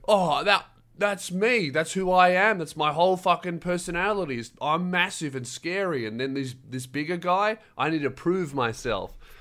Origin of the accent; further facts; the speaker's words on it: Melbourne, Victoria, Australia; I grew up, uh, on Frankston Line